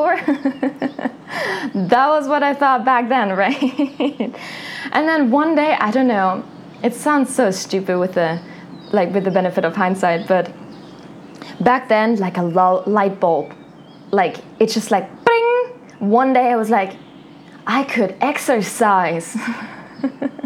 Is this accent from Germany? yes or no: yes; a small town in southern Germany, Germany; I am from a small town in Germany, from southern Germany. And in my hometown, most girls, they marry young.